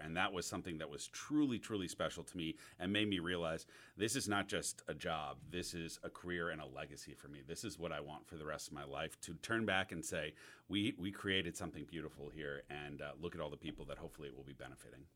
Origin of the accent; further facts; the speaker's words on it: the North, United States; now in Auburn, United States; I'm coming as a Northerner